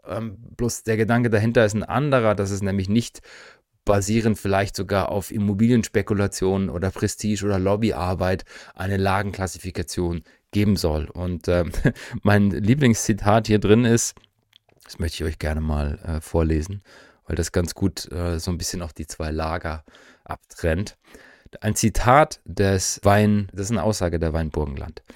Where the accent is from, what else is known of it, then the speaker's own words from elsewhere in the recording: East Germany, Germany; für mich jetzt als Ostdeutscher